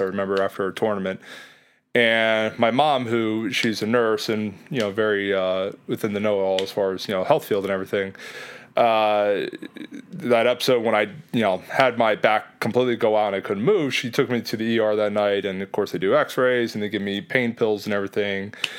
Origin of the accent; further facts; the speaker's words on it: Lehigh Valley, Pennsylvania, United States; moved away as an adult; also born or lived in Illinois / Philadelphia / South Jersey / Jersey Shore; I'm originally from Lehigh Valley, so I was familiar with the area